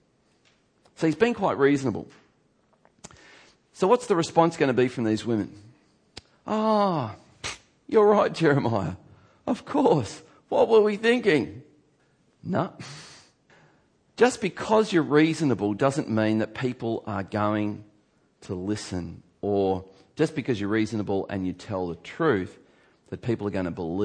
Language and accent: English; Geelong, Victoria, Australia; my church that I grew up in Geelong